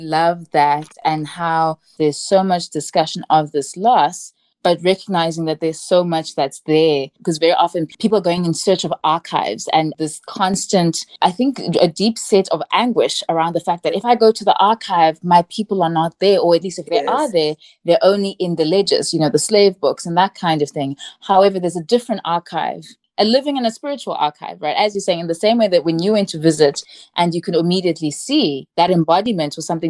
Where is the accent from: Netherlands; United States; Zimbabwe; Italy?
Zimbabwe; I'm from Zimbabwe